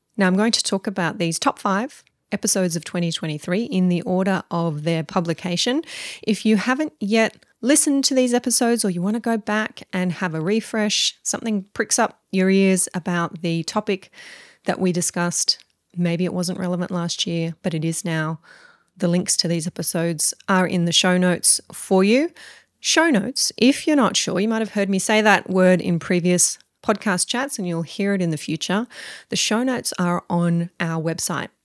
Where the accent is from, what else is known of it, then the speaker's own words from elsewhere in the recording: Mudgee, New South Wales, Australia; my hometown of Mudgee